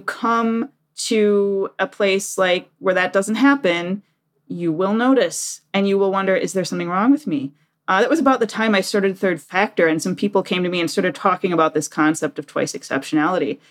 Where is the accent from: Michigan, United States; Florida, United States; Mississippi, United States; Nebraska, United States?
Michigan, United States; Detroit; moved away as an adult; also born or lived in Japan; now in Washington, D.C., United States; I'm from Detroit. I lived in Detroit, apart from the time in Japan, until I was thirty